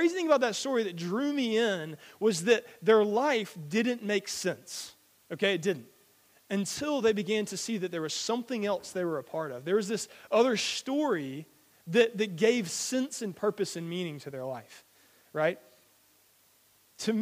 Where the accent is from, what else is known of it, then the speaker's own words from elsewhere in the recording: Georgia, United States; moved away as an adult; now in Billingshurst, United Kingdom; I'm from America. I'm from Georgia, which is in the south